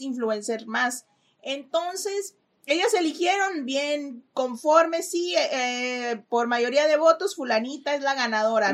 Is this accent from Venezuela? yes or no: no; Mexico; now in Los Angeles, United States; Como buena mamá mexicana